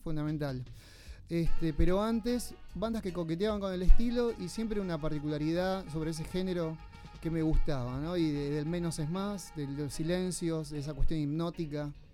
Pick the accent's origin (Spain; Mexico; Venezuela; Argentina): Argentina; Buenos Aires; yo nací en Lugano